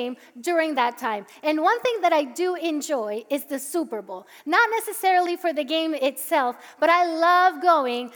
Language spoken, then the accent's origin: English; Puerto Rico; English is a second language; now in Parsippany, United States; I'm Puerto Rican, so I grew up in Puerto Rico, and I went to an immersion school. I was taught by American missionaries. That's how I learned English.